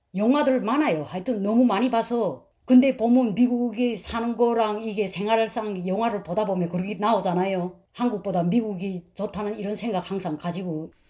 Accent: North Korea; moved away as an adult; also born or lived in China; now in United States; 저희는 탈북자인데

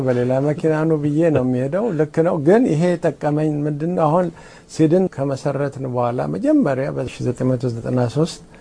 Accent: Addis Ababa, Ethiopia; now in United States; እኔ ከአዲስ አበባ ነኝ

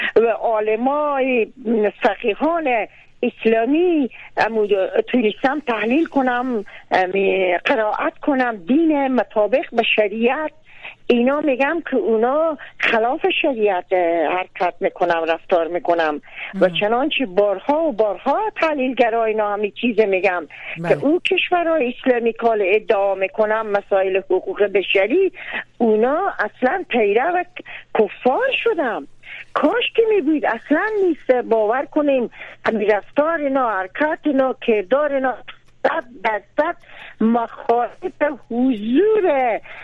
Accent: Karukh district, Herat, Afghanistan; ما در این ولسوالی کروخ چند روز پیش رفتم از این پین محله و زادگاه من

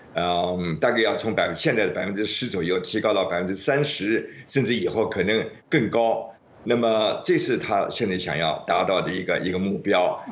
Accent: Shanghai, China; 我是上海的

